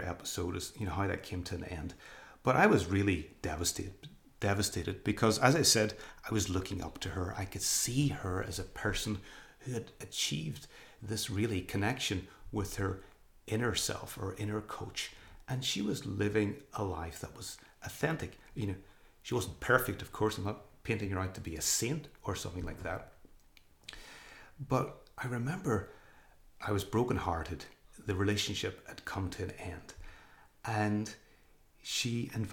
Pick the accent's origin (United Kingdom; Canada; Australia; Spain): United Kingdom; Northern Ireland; moved away as an adult; also born or lived in England; coming back to my home country of Northern Ireland, and even went back to live with my parents